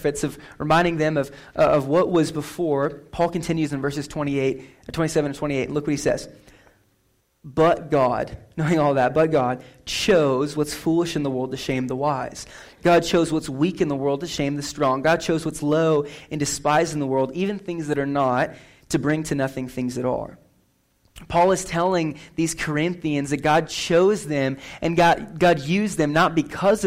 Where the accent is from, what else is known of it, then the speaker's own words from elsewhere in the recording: McCook, Nebraska, United States; moved away; I just went back to my hometown, McCook, last week. McCook, Nebraska, best town in Nebraska.